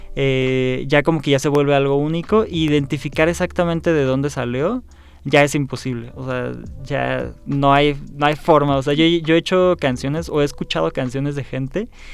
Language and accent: Spanish; Mexico; como mexicanos sabemos que somos mexicanos